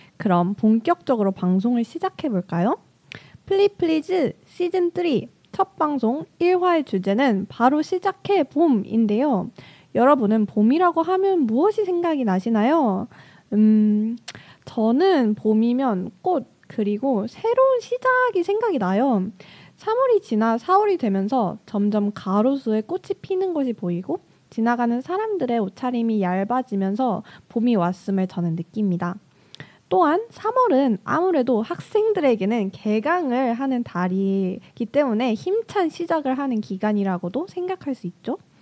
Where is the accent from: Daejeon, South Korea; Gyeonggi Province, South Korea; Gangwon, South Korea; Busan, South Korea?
Daejeon, South Korea; moved away as an adult; now in Seoul, South Korea; 제 본가가 대전인데